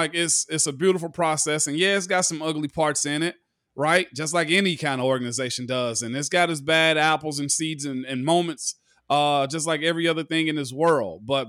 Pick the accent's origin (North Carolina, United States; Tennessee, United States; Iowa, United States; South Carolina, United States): Tennessee, United States; I'm from Tennessee that came there as an undrafted guy, so I had to be engulfed in it.